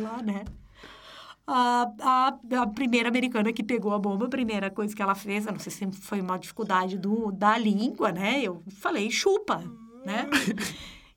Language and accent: Portuguese; Rio Grande do Sul, Brazil; moved away as an adult; now in Florianópolis, Brazil; Eu sou gaúcha